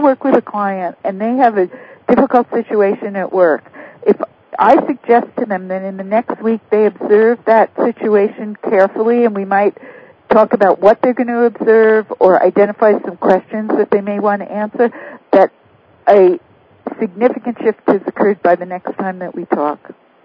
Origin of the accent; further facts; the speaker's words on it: New York City, New York, United States; I come from New York City